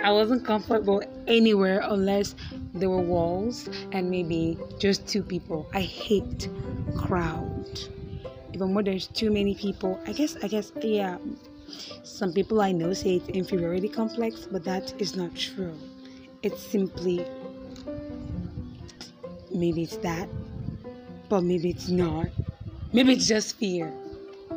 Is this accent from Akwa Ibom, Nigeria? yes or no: yes; Akwa Ibom, Nigeria; I am a Nigerian. I'm from Akwa Ibom State, which is in Nigeria